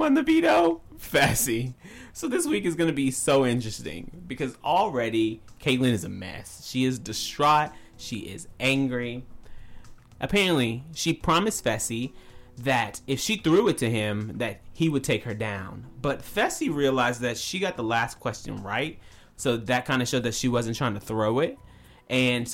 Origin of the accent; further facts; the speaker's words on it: the South, United States; moved away; growing up in the South